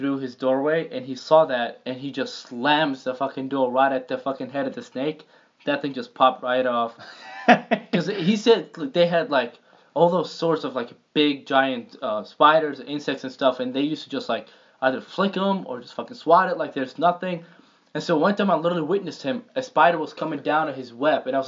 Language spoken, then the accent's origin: English; Jordan; moved away; Because I lived in Jordan